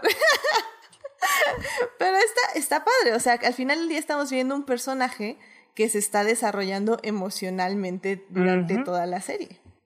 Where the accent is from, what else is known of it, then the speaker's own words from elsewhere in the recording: Mexico; nosotros también como mexicanos